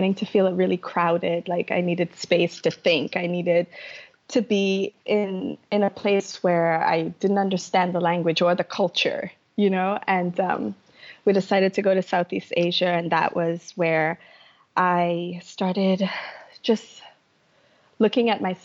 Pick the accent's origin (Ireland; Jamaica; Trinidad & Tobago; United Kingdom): Trinidad & Tobago; moved away as an adult; now in United States; I grew up in Trinidad in the Caribbean and I had a really tough upbringing